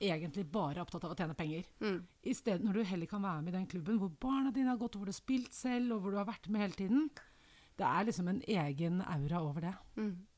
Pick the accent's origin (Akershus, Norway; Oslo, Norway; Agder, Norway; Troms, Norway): Oslo, Norway; Jeg vokste opp i Oslo